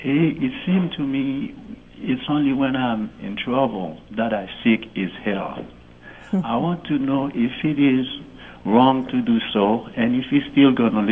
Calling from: West Palm Beach, Florida, United States; Actually, I'm from West Palm Beach, Florida.

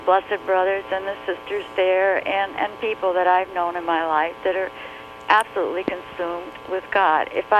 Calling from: Michigan, United States; I'm calling from Michigan.

